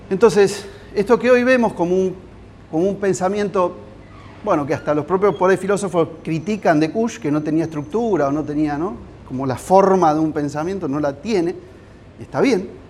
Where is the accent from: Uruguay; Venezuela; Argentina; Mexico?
Argentina; Giles, Buenos Aires; soy arquitecto, soy de Giles.